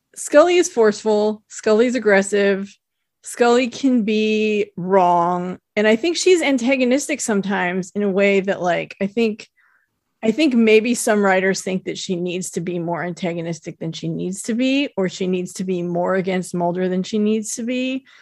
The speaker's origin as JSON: {"language": "English", "town": "South Lake Tahoe", "region": "California", "country": "United States", "tie": "born or raised there", "said": "I grew up in South Lake Tahoe"}